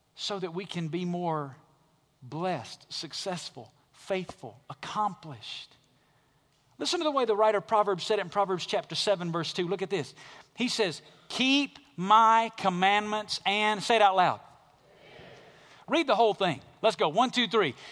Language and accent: English; Alabama, United States; moved away as an adult; Growing up in Alabama, a regular part of life in Alabama is tornadoes. I was born and raised there, lived there till I was about twenty-three years old